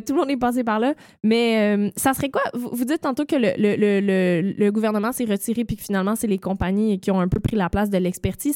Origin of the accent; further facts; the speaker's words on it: Eastern Townships, Quebec, Canada; je viens des cantons de l'Est, j'ai travaillé sur une ferme